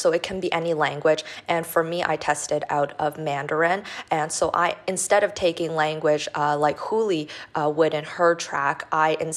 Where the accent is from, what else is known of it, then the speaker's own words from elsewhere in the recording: Toronto, Ontario, Canada; moved away as an adult; also born or lived in Shanghai, China; now in Philadelphia, United States; So I'm originally from Toronto in Canada, and I did most of my schooling there, but actually I spent 3 years of my high school in Shanghai, China